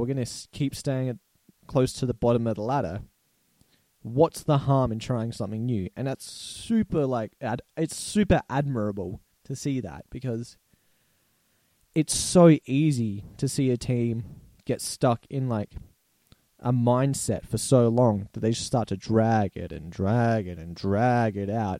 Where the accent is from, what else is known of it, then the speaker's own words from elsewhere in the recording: Australia; accent: Australian; also born or lived in Barossa Valley, South Australia; if it's not clear by my accent, I'm Australian. I live in South Australia in a nice little town called the Barossa Valley